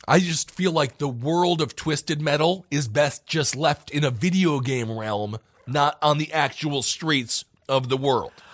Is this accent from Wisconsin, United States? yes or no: yes; Stevens Point, Wisconsin, United States; my hometown of Stevens Point, Wisconsin.